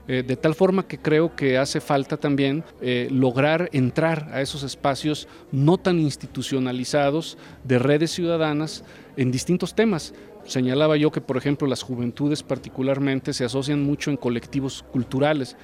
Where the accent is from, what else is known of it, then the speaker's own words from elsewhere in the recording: San Luis Potosí, Mexico; yo soy aquí vecino de San Luis Potosí